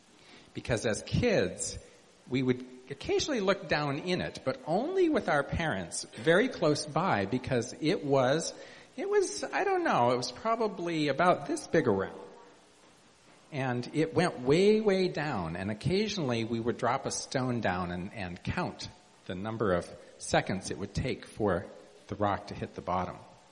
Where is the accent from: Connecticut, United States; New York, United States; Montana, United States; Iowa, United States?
Montana, United States; I grew up in Montana, which is pretty arid